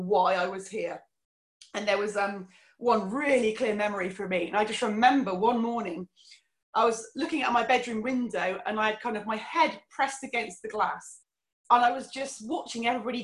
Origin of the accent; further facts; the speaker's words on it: Cornwall, South West England, United Kingdom; also born or lived in Fife, Scotland; So I was born in Scotland, came back to Cornwall when I was about 2 years old, and had a really, really lovely childhood.